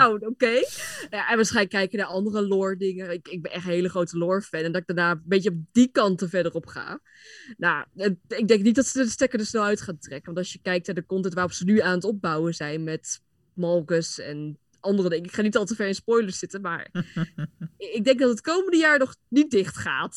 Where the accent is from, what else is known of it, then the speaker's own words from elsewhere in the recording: near Apeldoorn, Gelderland, Netherlands; Ik kom uit de buurt van Apeldoorn